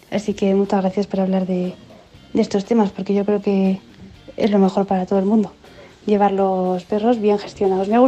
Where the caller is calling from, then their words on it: Vitoria-Gasteiz, Basque Country, Spain; Hola equipo, pues … de Vitoria